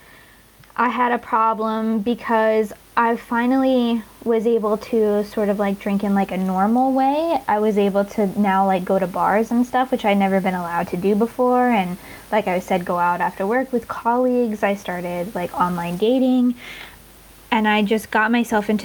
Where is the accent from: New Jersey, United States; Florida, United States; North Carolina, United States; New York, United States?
North Carolina, United States; moved away as an adult; now in Newcastle, United Kingdom; I'm originally from North Carolina in the States.